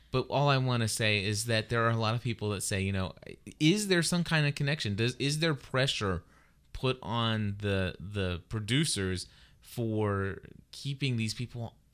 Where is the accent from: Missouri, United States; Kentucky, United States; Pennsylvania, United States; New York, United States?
Kentucky, United States; we are from Kentucky.